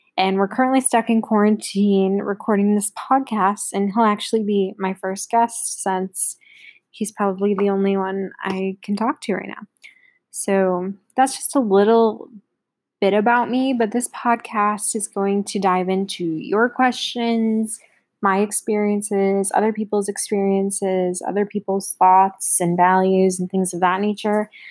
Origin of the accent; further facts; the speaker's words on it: Buffalo, New York, United States; I was born in Buffalo. I live outside of the city in a nice little town with my two parents